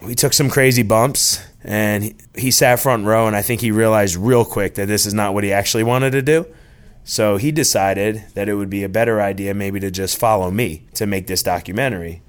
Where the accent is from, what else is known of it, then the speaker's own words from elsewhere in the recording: New Jersey, United States; now in Norcross, United States; Growing up in New Jersey, I really wanted to play baseball